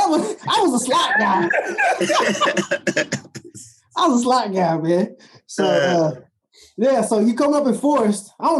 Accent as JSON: {"language": "English", "region": "Kentucky", "country": "United States", "said": "I come from Kentucky."}